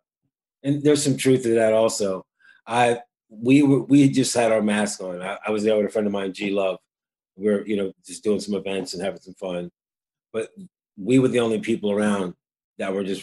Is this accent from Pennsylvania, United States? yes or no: yes; Philadelphia, Pennsylvania, United States; also born or lived in Wilmington, Delaware; growing up in Delaware and Philadelphia, because you know parents made decisions to move